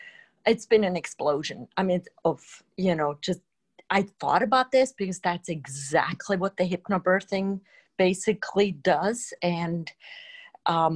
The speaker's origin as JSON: {"language": "English", "country": "Switzerland", "tie": "born or raised there", "moved": "yes", "said": "I grew up in Switzerland"}